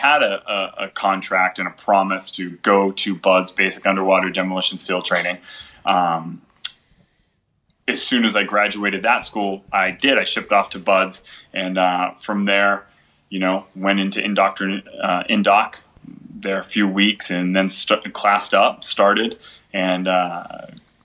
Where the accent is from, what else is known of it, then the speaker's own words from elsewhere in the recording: Beverly, Massachusetts, United States; I stayed within the general area in Massachusetts, but moved around to a couple different towns. Generally, I say that, I grew up in Beverly, Massachusetts, because that's where I went to high school